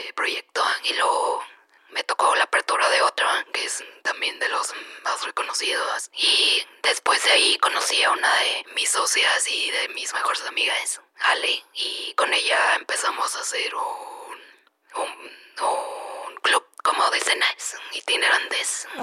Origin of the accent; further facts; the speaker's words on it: Chihuahua, Mexico; also born or lived in Sinaloa / Tijuana; now in Mexico City, Mexico; yo nací en Sinaloa, crecí en Chihuahua y luego nos mudamos a Tijuana.